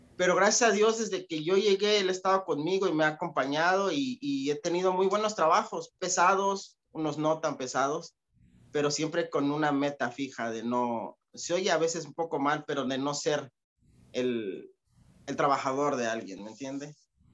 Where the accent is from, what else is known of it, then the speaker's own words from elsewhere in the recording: Atlixco, Puebla, Mexico; moved away as an adult; also born or lived in New Jersey; now in United States; yo vengo de un lugar que se llama Atlixco, Atlixco, Puebla